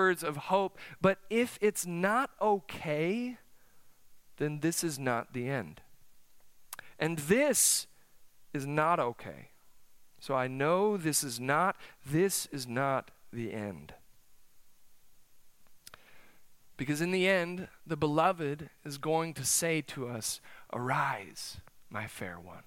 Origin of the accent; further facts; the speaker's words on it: South Dakota, United States; now in Oklahoma, United States; I'm from the North Country. It's cold up there. South Dakota, the winters are long. Let me tell you, my senior year of high school, senior prom, May, snowed.